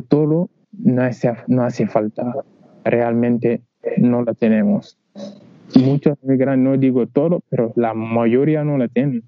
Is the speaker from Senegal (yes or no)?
yes; Senegal; Spanish is a second language; moved away as an adult; now in Huelva, Spain; Yo vino de África, ya digo, vino de Senegal